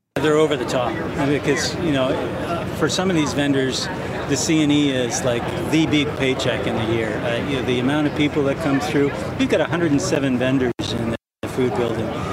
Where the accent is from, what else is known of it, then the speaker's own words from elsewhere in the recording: Ottawa, Ontario, Canada; growing up in Ottawa